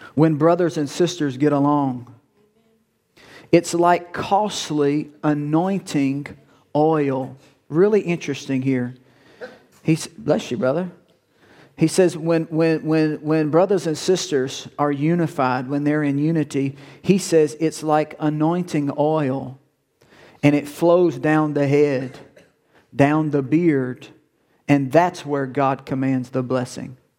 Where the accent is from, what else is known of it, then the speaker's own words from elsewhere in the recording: Woodworth, United States; I'm from Woodworth